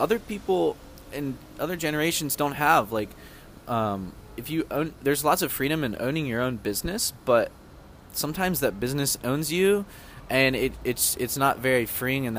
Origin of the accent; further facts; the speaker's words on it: the South, United States; I'm from the South